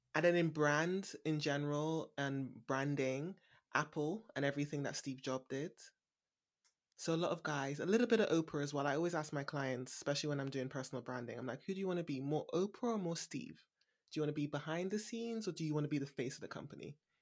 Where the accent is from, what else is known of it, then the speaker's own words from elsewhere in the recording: Bristol, South West England, United Kingdom; also born or lived in London; moving back to Bristol, my hometown